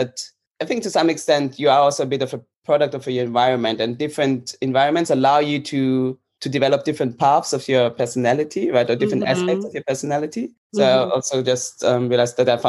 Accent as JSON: {"language": "English", "region": "Vienna", "country": "Austria", "tie": "born or raised there", "moved": "as an adult", "lives_now": "Amsterdam, Netherlands", "said": "I'm currently living in Amsterdam. I've been here for about three to four years. I am from Vienna, Austria."}